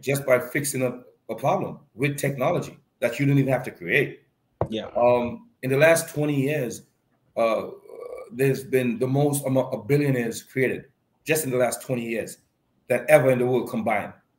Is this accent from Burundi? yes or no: no; Point Fortin, Trinidad & Tobago; I'm from Point Fortin